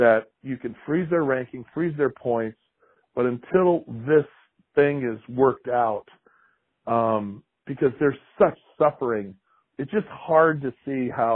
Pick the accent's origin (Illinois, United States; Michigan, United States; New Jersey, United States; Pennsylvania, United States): Michigan, United States; So I grew up in Michigan